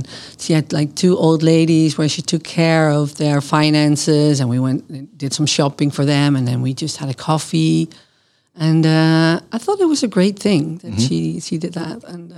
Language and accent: English; Genemuiden, Overijssel, Netherlands; English is a second language; also born or lived in Boskoop; I grew up in various places in the Netherlands, so I moved around a lot. I was born in Boskoop, which is near Gouda in The Hague, that area.